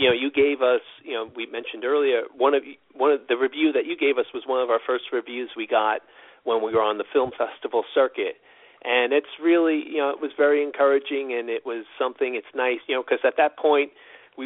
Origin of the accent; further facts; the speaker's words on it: New York City, New York, United States; now in Los Angeles, United States; I grew up there. I was born in Queens, New York, and lived there up until the time I came here